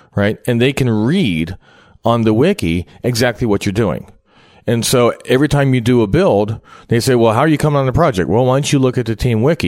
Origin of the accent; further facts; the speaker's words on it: Cincinnati, Ohio, United States; I'm from Cincinnati